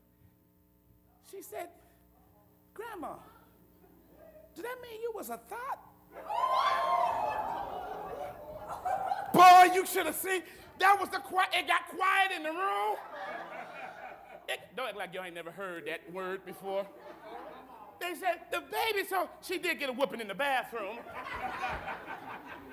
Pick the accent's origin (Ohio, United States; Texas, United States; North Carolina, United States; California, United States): Ohio, United States; Akron; I'm the only one in my immediate family when I grew up in Akron that go to church